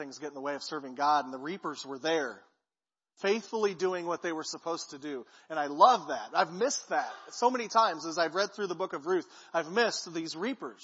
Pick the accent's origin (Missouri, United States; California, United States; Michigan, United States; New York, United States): Missouri, United States; Peculiar; now in Clinton, United States; I grew up in Peculiar